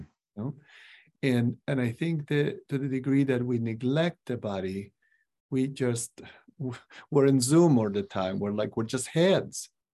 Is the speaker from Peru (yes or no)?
yes; Cusco, Peru; now in Des Moines, United States; I grew up in Cusco, is the capital of the Incas